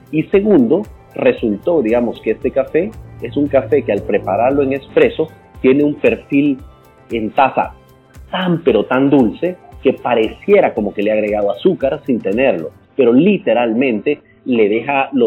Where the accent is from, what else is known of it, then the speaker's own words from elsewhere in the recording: El Salvador; no hay orgullo más grande que he sentido yo que haber ah, puesto a El Salvador, que es mi país, que es mi, cuna, mi